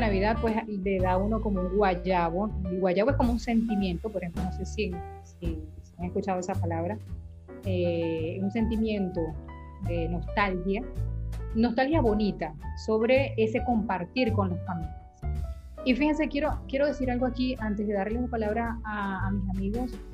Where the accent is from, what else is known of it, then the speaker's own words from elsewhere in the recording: Venezuela; en el caso de venezolanos, que tenemos muchas familias